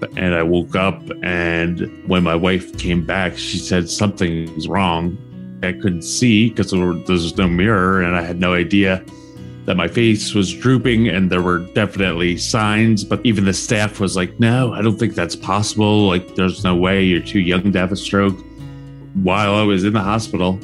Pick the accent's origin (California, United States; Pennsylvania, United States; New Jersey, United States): New Jersey, United States; moved away as an adult; also born or lived in New York / Miami; now in Florida, United States; For 22 years, from the age of 15, growing up in Jersey